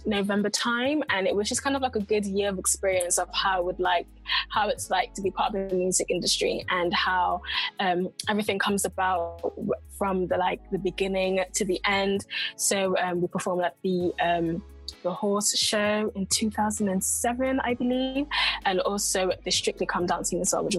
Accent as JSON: {"language": "English", "country": "United Kingdom", "accent": "mix of London and Coventry", "lives_now": "London, United Kingdom", "said": "a mix of London and Coventry accents"}